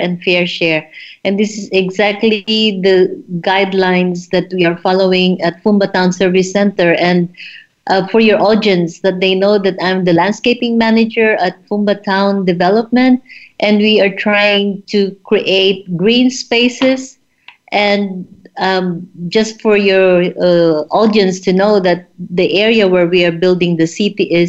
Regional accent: Philippines; also born or lived in South America / Germany; now in Zanzibar, Tanzania; I come from the Philippines, and I lived in South America, and then in Germany.

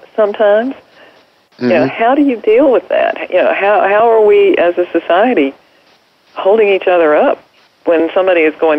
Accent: North Carolina, United States; You know, I'm from North Carolina.

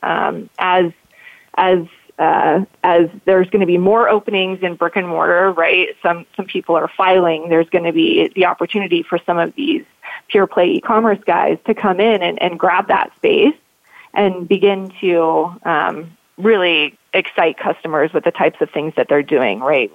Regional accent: Colorado, United States

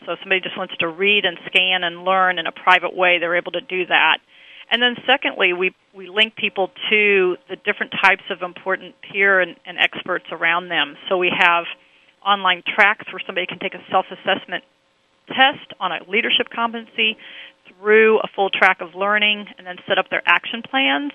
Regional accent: Omaha, Nebraska, United States; I grew up in Omaha, Nebraska

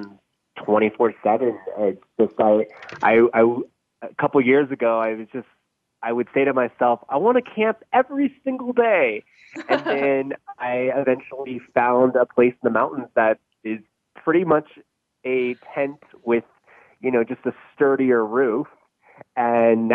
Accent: Northern California, United States; I grew up up in Northern California in the city

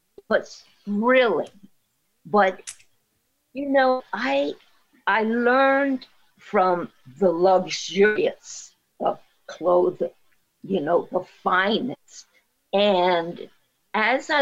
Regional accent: Puerto Rico; I speak Spanish from Puerto Rico. I'm from Puerto Rico

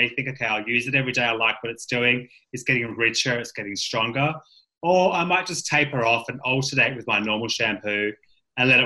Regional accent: Western Australia, Australia; moved away; growing up in West Australia on the beach

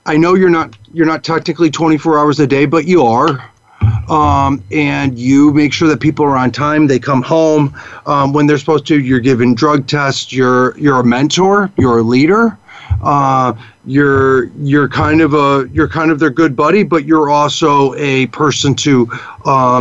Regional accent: Chicago, Illinois, United States; I grew up in Chicago, so just the north suburbs of Chicago

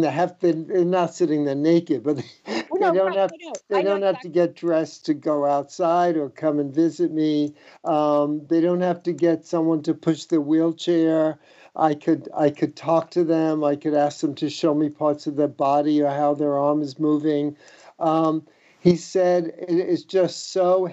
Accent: New York City, New York, United States; when I was a kid, I grew up in the Bronx, a fifth-story apartment building walk-up

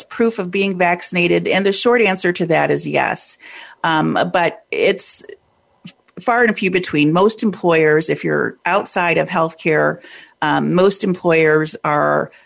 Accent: Detroit, Michigan, United States; I'm originally from Detroit, born and bred there.

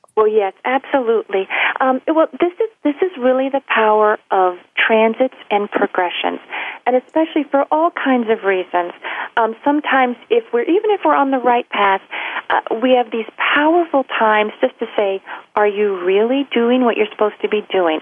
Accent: Louisville, Kentucky, United States; moved away; that's where I'm from, my hometown, Louisville, Kentucky

